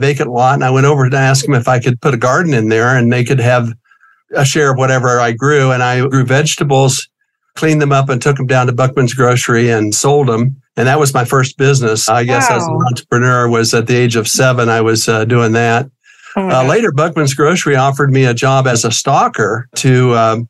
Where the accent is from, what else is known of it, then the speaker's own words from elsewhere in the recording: Kansas, United States; moved away as an adult; also born or lived in Germany; now in Colorado, United States; growing up in Kansas